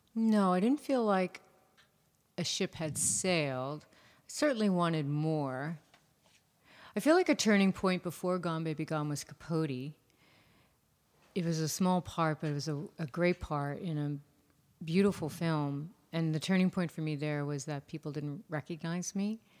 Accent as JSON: {"language": "English", "region": "New York", "country": "United States", "said": "I, too, am a New Yorker"}